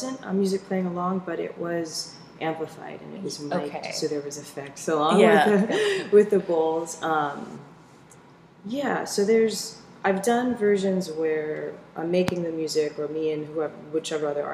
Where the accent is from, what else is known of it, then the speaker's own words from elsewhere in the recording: Seattle, Washington, United States; I'm from Seattle